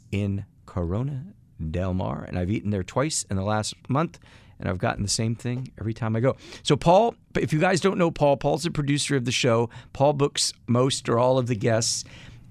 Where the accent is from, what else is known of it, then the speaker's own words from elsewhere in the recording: Athens, Attica, Greece; I was born in Athens, Greece